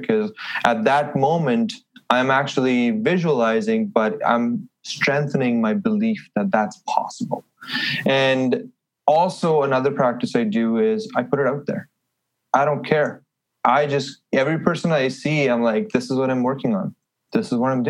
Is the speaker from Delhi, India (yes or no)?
yes; Delhi, India; moved away as an adult; also born or lived in Halifax, Canada; now in Edmonton, Canada; I'm from Delhi, so a big, busy city.